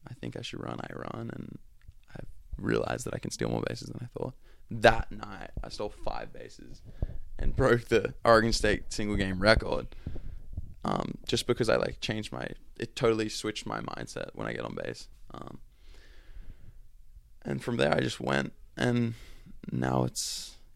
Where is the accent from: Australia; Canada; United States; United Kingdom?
Australia; accent: Australian; moved away; my Australian accent